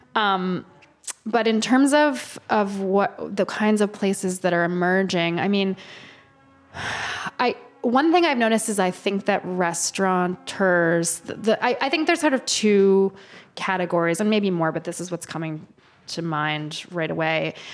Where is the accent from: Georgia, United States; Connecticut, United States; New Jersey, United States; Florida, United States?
Connecticut, United States; New Haven; now in New York, United States; I grew up in New Haven, Connecticut